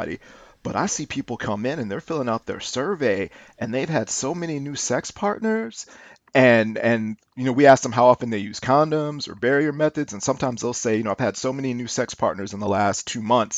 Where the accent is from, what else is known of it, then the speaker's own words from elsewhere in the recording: St. Louis, Missouri, United States; I'm born and raised in St. Louis, Missouri.